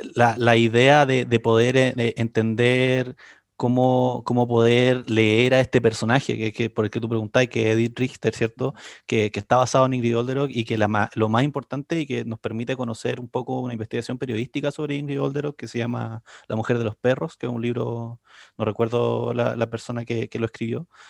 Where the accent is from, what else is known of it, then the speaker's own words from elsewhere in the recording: Concepción, Biobío, Chile; soy oriundo de Concepción